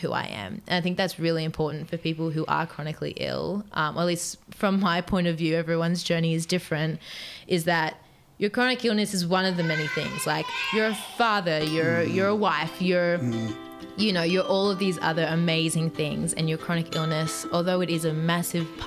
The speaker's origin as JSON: {"language": "English", "town": "Newcastle upon Tyne", "region": "North East England", "country": "United Kingdom", "tie": "born or raised there", "said": "Newcastle, which is my hometown where I'm from"}